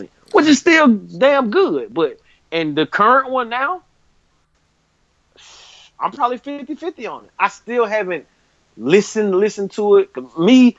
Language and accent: English; the South, United States; I'm from the South